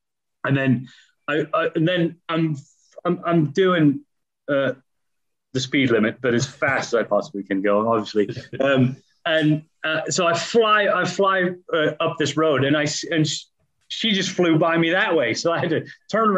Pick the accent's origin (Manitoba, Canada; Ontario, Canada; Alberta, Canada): Ontario, Canada; just outside of Toronto, southern; moved away as an adult; also born or lived in Leicester, United Kingdom / Spain; now in United Kingdom; I grew up in Canada. So from four to 20, I lived in Canada